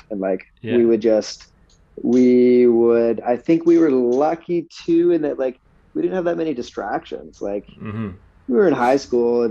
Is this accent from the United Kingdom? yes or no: no; Whitehorse, Yukon, Canada; moved away; also born or lived in Papua New Guinea / Toronto; I was actually born in Papua New Guinea, but I grew up in Whitehorse, Yukon, which is in the north of Canada